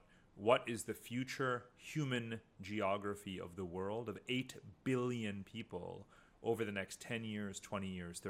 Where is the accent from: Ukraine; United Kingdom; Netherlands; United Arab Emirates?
United Arab Emirates; Abu Dhabi; also born or lived in India / United States; now in Germany; So I was born in India, I grew up in Abu Dhabi, then moved to America, and then came to Germany.